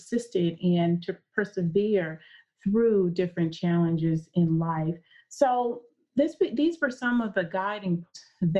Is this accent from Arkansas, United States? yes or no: yes; Arkansas, United States; I was born and raised in Arkansas